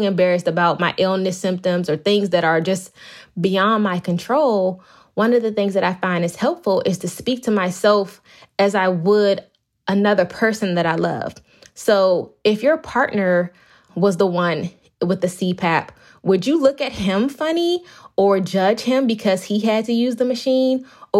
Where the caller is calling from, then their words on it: Bowie, Maryland, United States; I'm actually in my office, but in Bowie, Maryland.